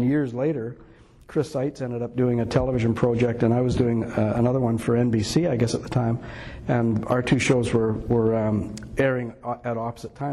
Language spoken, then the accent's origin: English; Gibsons, British Columbia, Canada; we own a building that's right in, like a waterfront building right in Lower Gibson's, where I grew up